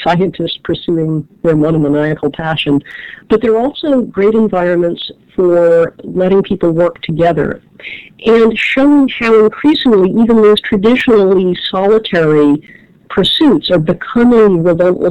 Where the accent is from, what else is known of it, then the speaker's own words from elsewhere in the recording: Cleveland Heights, Ohio, United States; now in Washington, D.C., United States; I grew up in Cleveland Heights, Ohio, just up the bluffs from University Circle